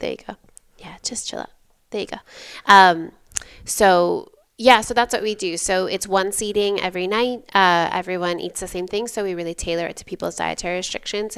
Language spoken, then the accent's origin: English; about twenty miles south of Holland, Western Michigan, United States; also born or lived in Ann Arbor, Michigan; I grew up in Western Michigan, um, about twenty miles south of Holland, Michigan